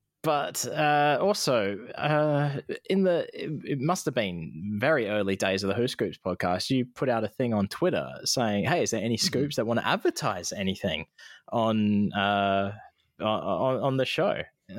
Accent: Iowa, United States; I'm aware that I am actually from Iowa and not Idaho, like some people.

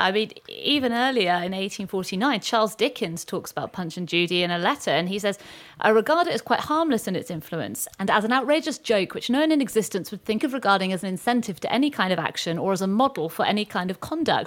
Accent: Weymouth, South West England, United Kingdom; I'm from Weymouth

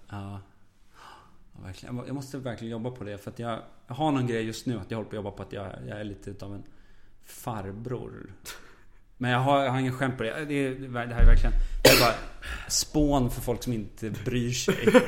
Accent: Dalarna County, Sweden; Jag har ganska mycket skämt om det. Men det är för att jag känner mig som dalmas fast jag, jag pratar inte dalmål nu. Jag har, jag, ibland så tenderar det att sippra igenom lite dalmål.

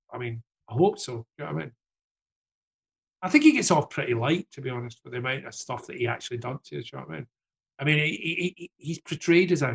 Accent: Glasgow, Scotland, United Kingdom; now in London, United Kingdom; I got the business savvy for Glasgow. I got the never give in part for Glasgow.

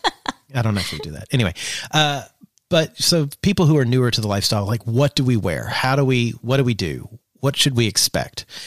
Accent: Eastern Kentucky, United States; I grew up in Eastern Kentucky

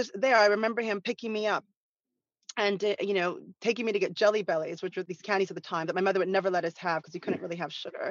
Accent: Santa Monica, California, United States; growing up in Santa Monica

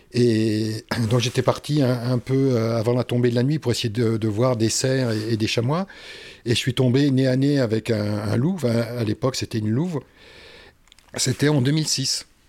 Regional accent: Oise, Hauts-de-France, France; j'ai grandi euh, dans la région parisienne, enfin dans l'Oise

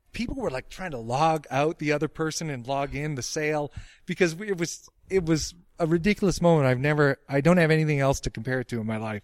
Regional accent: Dedham, Massachusetts, United States; my hometown of Dedham, Mass.

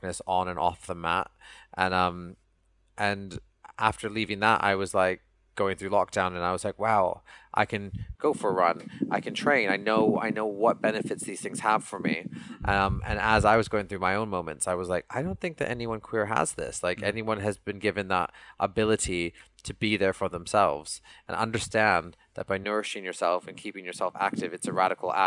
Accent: Canada; now in London, United Kingdom; Bollywood music is something that I grew up with in Canada

